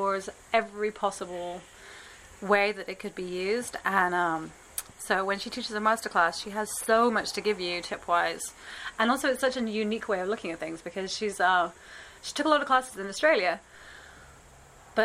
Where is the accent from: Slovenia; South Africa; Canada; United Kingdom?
United Kingdom; England; now in New York, United States; I'm from England